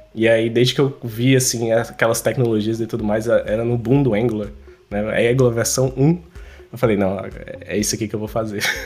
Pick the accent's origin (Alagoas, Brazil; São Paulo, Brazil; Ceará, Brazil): Ceará, Brazil; Fortaleza; eu sou de Fortaleza